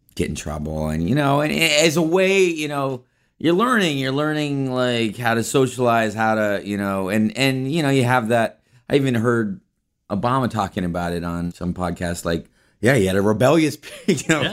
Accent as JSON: {"language": "English", "town": "Palo Alto", "region": "California", "country": "United States", "tie": "born or raised there", "said": "I was born in Palo Alto, California, in Northern California"}